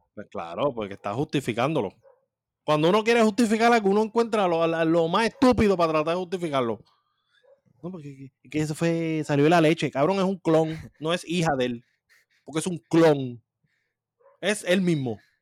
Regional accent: Puerto Rico; somos boricuas

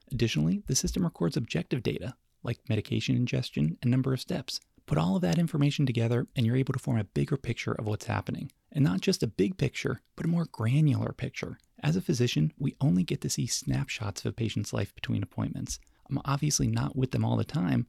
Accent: Davidson, North Carolina area, United States; moved away as an adult; also born or lived in New York City; the classical station in my hometown

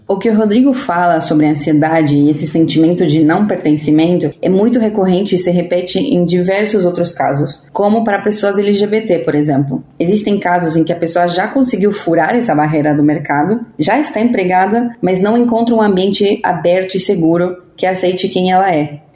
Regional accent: Argentina; eu sou argentina

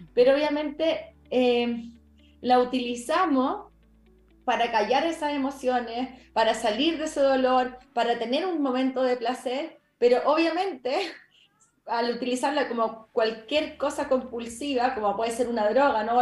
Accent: Chile; yo entré a la universidad a estudiar la licenciatura en nutrición en Chile, yo soy chilena

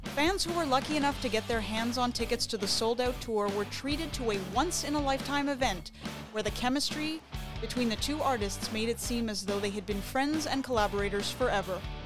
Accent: Montreal, Quebec, Canada; were from Montreal

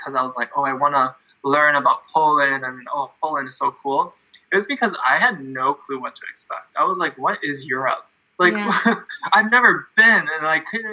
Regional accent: Canada; I'm from Canada. I'm in Toronto

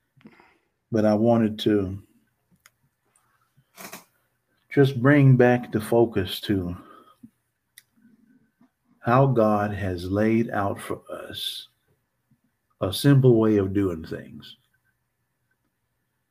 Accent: Northeast Texas, United States; I'm from Northeast Texas

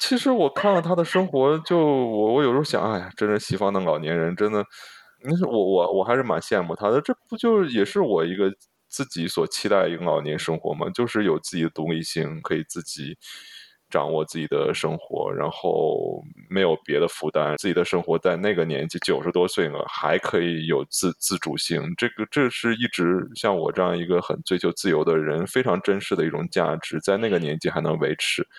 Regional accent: China; moved away; 这个就我中国人的思维

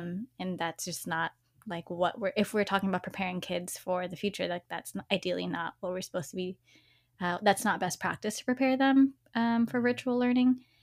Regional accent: Dallas, Texas, United States; I grew up in East Dallas

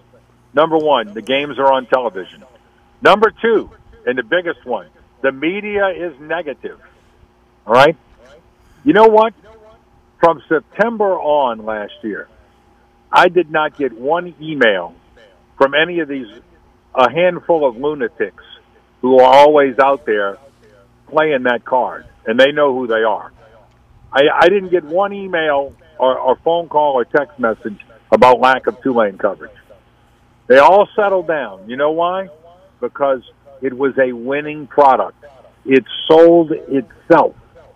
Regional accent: New Orleans, Louisiana, United States; born or raised there

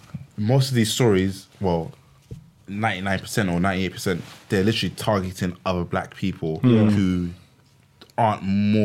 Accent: Sierra Leone; I'm from Sierra Leone, brother.

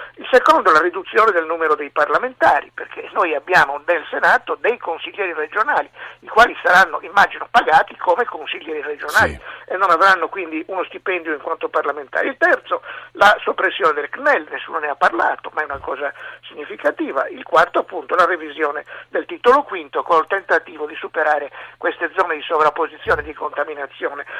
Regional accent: Sardinia, Italy; io da sardo e da autonomista

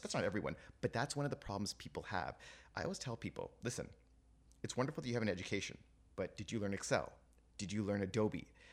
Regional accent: Toronto, Ontario, Canada; also born or lived in England; I was born and raised in Toronto

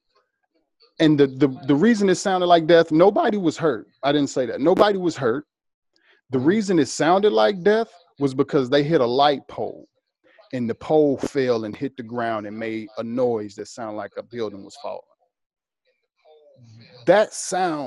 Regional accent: Mississippi, United States; now in Los Angeles, United States; I'm from Mississippi. I live in downtown LA.

